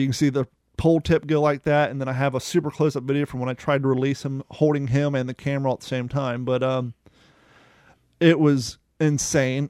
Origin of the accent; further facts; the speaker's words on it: United States; moved away; also born or lived in Ohio / Kentucky / Cape Coral, Florida; growing up in Ohio and in Kentucky